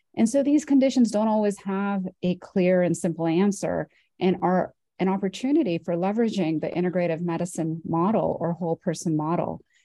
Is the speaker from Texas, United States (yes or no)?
no; Orange County, California, United States; I'm from Orange County, California. I grew up uh, in this in the county that I'm now working